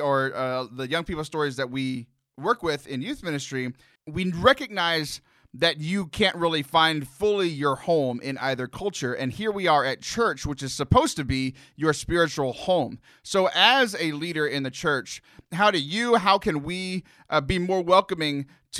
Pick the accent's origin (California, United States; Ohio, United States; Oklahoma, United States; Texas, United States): Texas, United States; South; I grew up in South Texas